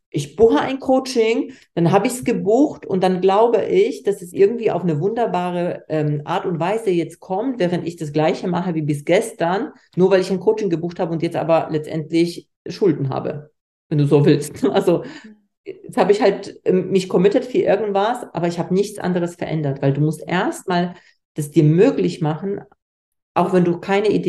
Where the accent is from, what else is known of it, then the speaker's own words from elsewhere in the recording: Poland; Ich komme aus Polen. Ich komme nicht aus einer Unternehmerfamilie.